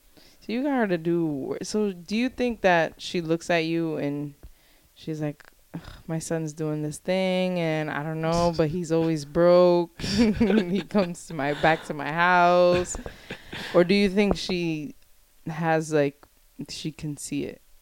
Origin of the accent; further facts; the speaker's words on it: Providence, Rhode Island, United States; growing up on the West End, you have a sense of community